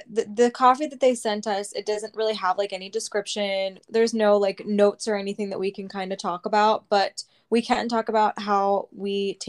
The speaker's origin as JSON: {"language": "English", "region": "Alaska", "country": "United States", "tie": "born or raised there", "said": "I grew up in Alaska, which is where my passion for coffee started."}